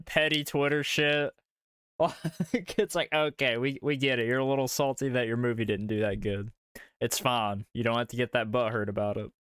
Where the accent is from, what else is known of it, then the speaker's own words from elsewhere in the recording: Kentucky, United States; accent: Southern; We're from uh, old uh, you know, bluegrass